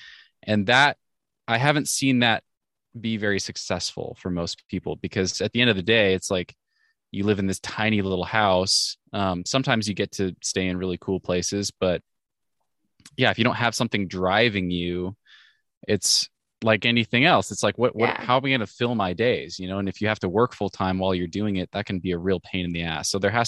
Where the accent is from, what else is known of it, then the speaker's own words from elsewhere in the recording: Pacific Northwest, United States; So I'm 32 years old now. I grew up in the Northwest and had a very normal upbringing